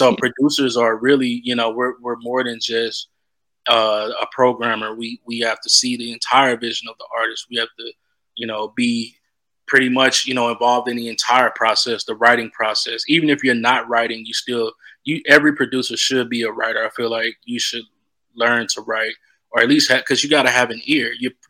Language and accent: English; the South, United States; Like, you know, I'm from the South, so church is really big out here, you know.